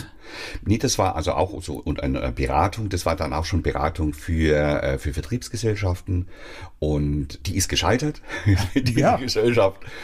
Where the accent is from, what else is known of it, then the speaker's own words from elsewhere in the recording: Swabia, Germany; ich bin Schwabe